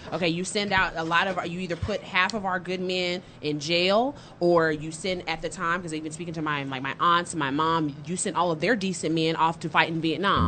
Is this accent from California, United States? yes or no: no; Dallas, Texas, United States; from Dallas, born and raised. I actually grew up in Oak Cliff.